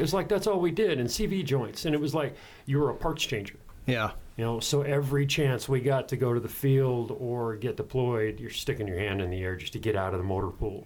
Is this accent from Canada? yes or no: no; Casper, Wyoming, United States; I originally grew up in Wyoming on a small little farm outside of Casper.